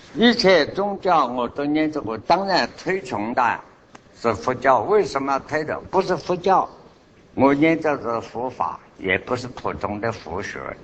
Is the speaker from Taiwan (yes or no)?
no; China; 我们中国人这个是大有包容